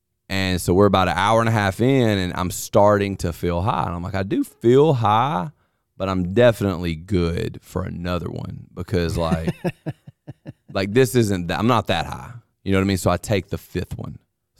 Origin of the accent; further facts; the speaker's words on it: Mississippi, United States; I don't know if he could tell that I was from Mississippi